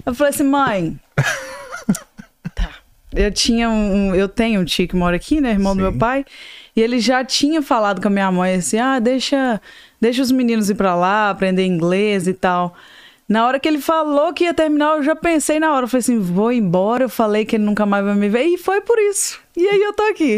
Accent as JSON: {"language": "Portuguese", "town": "Ipatinga", "region": "Minas Gerais", "country": "Brazil", "moved": "as an adult", "lives_now": "Atlanta, United States", "said": "eu sou mineira de Patinga, eu uhum. tô nos Estados Unidos há mais ou menos uns 20"}